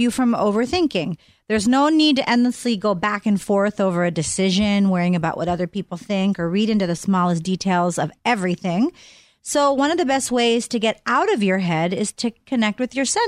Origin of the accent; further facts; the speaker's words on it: Pittsburgh, Pennsylvania, United States; my hometown of Pittsburgh